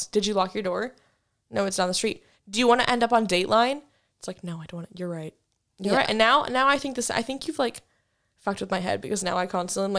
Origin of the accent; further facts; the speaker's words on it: Wichita, Kansas, United States; Like, especially like growing up in Wichita, I feel like I'm just scared because, like, one, when I was little, BTK was still a thing.